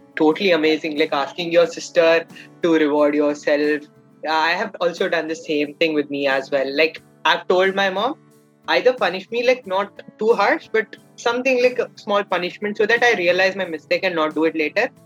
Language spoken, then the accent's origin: English; Karnataka, India; I'm from Karnataka, India